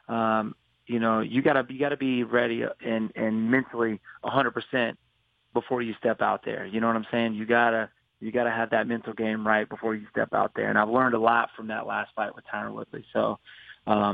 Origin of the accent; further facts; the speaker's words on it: Greenville, South Carolina, United States; That's where I was born and raised.